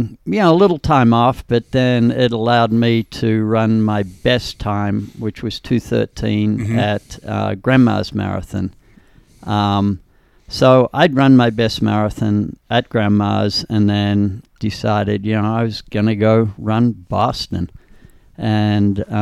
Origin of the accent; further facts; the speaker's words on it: Australia; moved away as an adult; now in United States; Grew up in Australia and came over here on a track scholarship in, 1970.